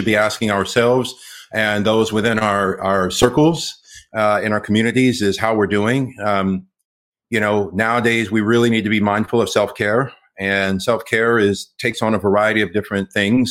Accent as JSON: {"language": "English", "town": "Los Angeles", "region": "California", "country": "United States", "tie": "born or raised there", "first_language": "English", "said": "I grew up here in Los Angeles. I'm LA through and through"}